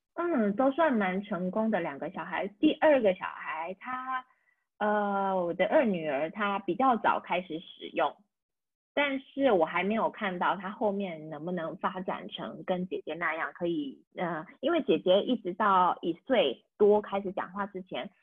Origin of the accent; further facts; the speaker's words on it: Taiwan; first language Taiwanese Hokkien and Mandarin; moved away as an adult; also born or lived in Lyon, France; now in France; 自己的母语是台语跟华语